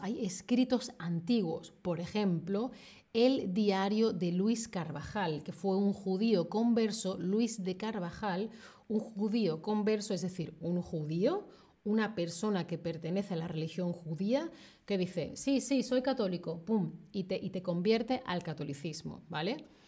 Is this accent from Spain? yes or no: yes; Spain; moved away as an adult; now in Germany; en España no hay prácticamente nada de presencia judía. Entonces yo, en la sociedad en la que he crecido